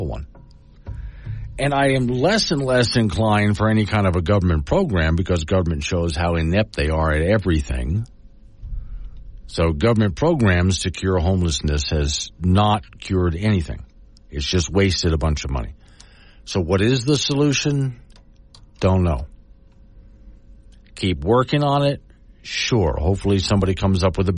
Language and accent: English; Florida, United States; now in Wyoming, United States; I grew up in Florida